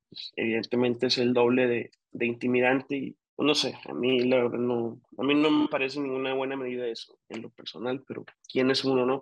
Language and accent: Spanish; Chihuahua, Mexico; yo como, como norteño de, Chihuahua, pues desde el 2006